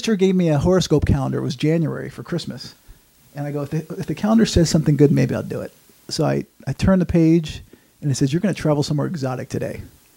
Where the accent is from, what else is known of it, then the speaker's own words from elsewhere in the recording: Norwalk, Connecticut, United States; I grew up in Connecticut.